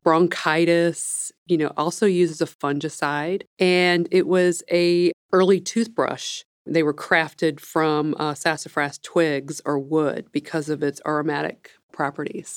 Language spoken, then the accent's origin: English; Missouri, United States; I'm from the Midwest, from Missouri